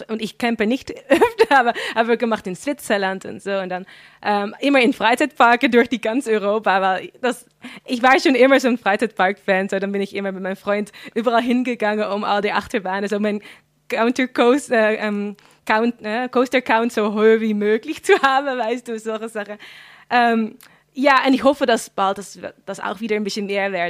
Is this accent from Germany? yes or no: no; Flevoland, Netherlands; ich bin dann in Flevoland aufgewachsen und das ist wirklich sehr multikulti dort.